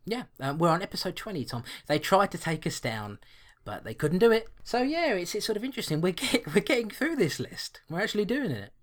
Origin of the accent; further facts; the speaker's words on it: London, United Kingdom; I was born and bred in London